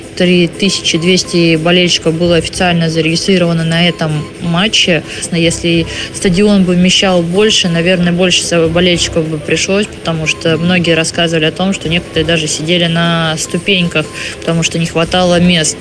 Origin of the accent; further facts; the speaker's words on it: Khabarovsk, Khabarovsk Krai, Russia; now in Ufa, Russia; в городе Хабаровске, откуда я родом